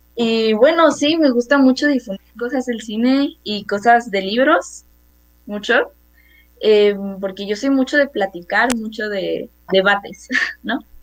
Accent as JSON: {"language": "Spanish", "region": "Mexico City", "country": "Mexico", "said": "yo tengo 13 años, eh, soy de la Ciudad de México"}